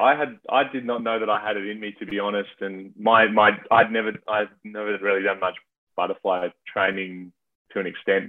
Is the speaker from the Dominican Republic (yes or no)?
no; Adelaide, South Australia, Australia; I'm from Adelaide, which is South Australia.